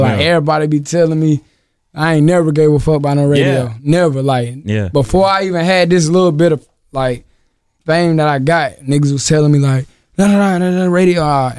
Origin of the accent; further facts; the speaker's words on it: North Carolina, United States; Because I ain't from Vegas. I'm from North Carolina.